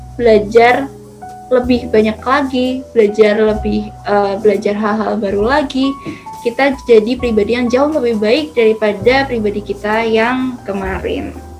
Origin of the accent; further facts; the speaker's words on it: East Java, Indonesia; aku kan asli Jawa Timur